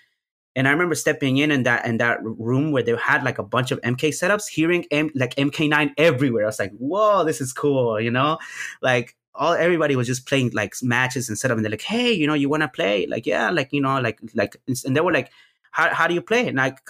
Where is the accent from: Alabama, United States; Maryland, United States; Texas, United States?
Texas, United States; Houston; there happened to be a local scene here in, because I'm from Houston, Texas.